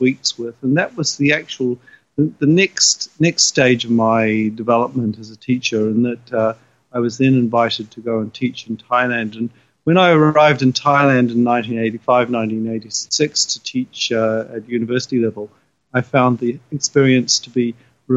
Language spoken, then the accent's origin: English; New Zealand; moved away as an adult; now in Japan; I'm from New Zealand and a New Zealand trained teacher